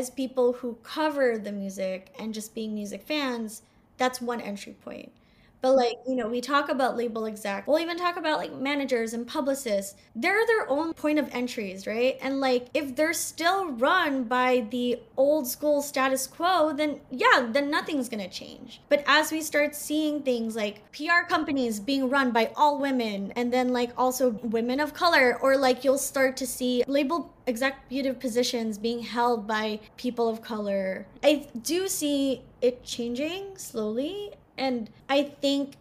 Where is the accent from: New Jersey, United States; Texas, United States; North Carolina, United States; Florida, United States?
New Jersey, United States; moved away as an adult; also born or lived in Northern England; I grew up in Jersey